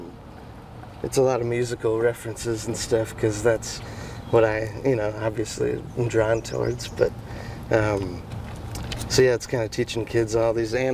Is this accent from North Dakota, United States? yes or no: yes; North Dakota, United States; I'm from North Dakota